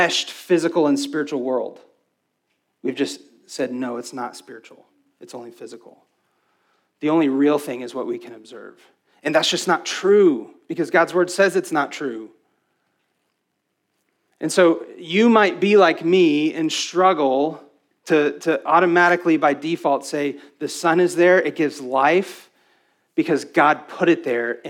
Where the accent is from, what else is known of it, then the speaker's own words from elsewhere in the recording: West Texas, United States; I was raised in West Texas